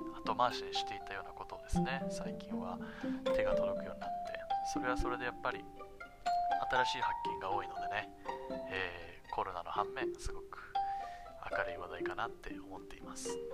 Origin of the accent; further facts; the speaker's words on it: Japan; 生まれも育ちも日本ですね